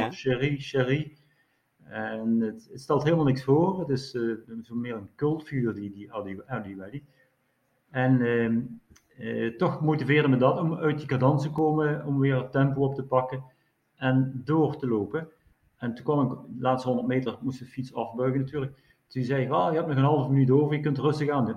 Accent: Netherlands; zijn ook als Nederlander erg betrokken bij, bij het gebeuren

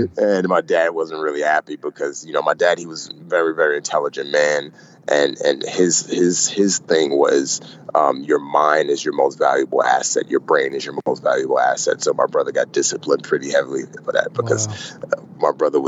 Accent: Nigeria; I was born in Western Africa, Nigeria specifically

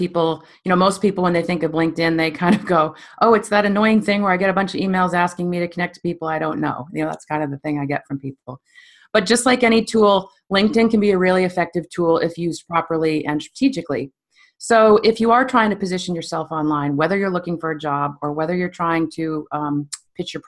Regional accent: Stowe, Vermont, United States; also born or lived in New York City; I was born and raised in Stowe, Vermont.

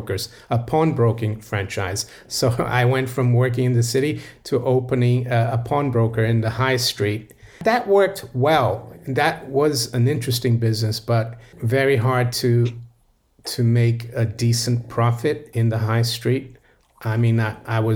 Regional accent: Rio de Janeiro, Brazil; moved away as an adult; also born or lived in Florida / Geneva, Switzerland; now in London, United Kingdom; Yes, I was born in Brazil and I grew up in Brazil, in Rio

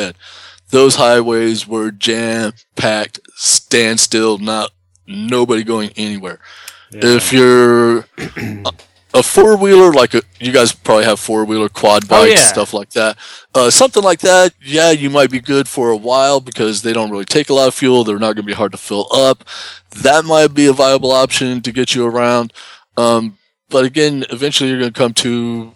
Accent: Kentucky, United States; growing up in Kentucky, we did a lot of actual, for real camping

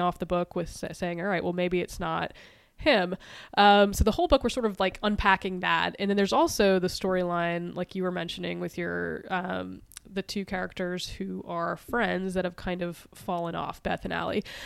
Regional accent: East Coast, United States; growing up on the East Coast

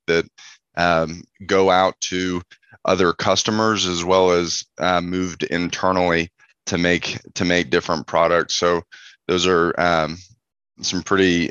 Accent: Houston, Texas, United States; I'm originally from Houston, Texas

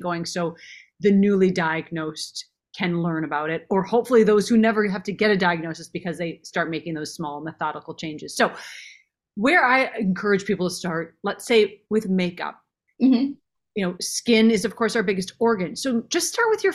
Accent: Minnesota, United States; I grew up in Minnesota.

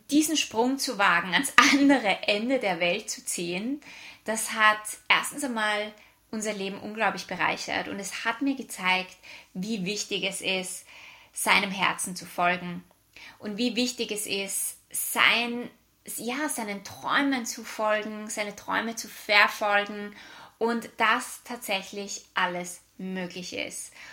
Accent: Vienna, Austria; now in Australia; Wie du vielleicht an meiner Aussprache hören kannst, ich bin aus Österreich, ursprünglich aus Wien und lebe seit fünf Jahren in Australien.

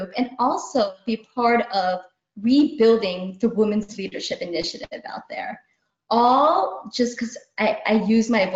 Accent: United States; I'm Indian American. As a young being growing up here back in the 80s

